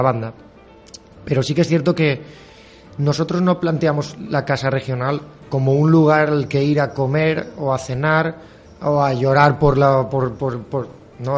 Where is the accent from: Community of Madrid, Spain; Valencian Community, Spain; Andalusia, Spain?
Valencian Community, Spain; la nuestra de Valencia